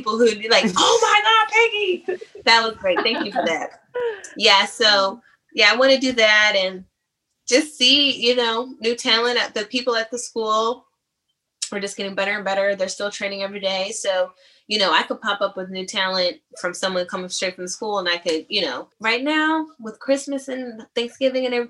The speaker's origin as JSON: {"language": "English", "town": "San Diego", "region": "California", "country": "United States", "moved": "yes", "lives_now": "Atlanta, United States", "said": "I'm from San Diego"}